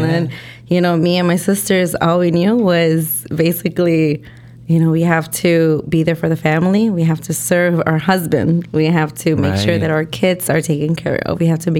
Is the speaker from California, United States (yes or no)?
no; Chicago, Illinois, United States; my parents are Mexican, okay. You know, so I'm Mexican American. I was born and raised here in Chicago, raised in Logan Square, and a lot of my time I spent in Humboldt Park as well.